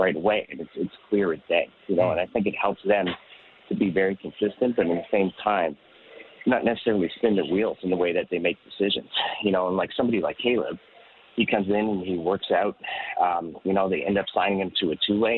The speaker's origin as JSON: {"language": "English", "town": "Toronto", "region": "Ontario", "country": "Canada", "said": "I'm from Toronto. I'm Canadian"}